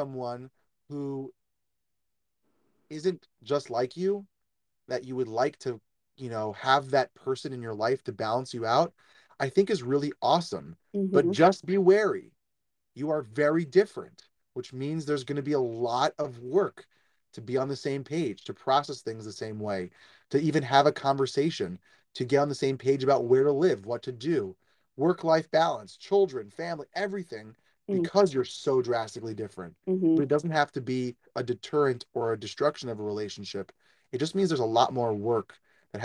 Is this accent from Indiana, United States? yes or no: no; New York, United States; I'm a New Yorker